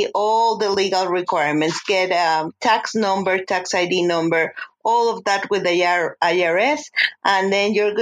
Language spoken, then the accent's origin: English; Mexico City, Mexico; moved away as an adult; now in Denver, United States; I'm from Mexico City.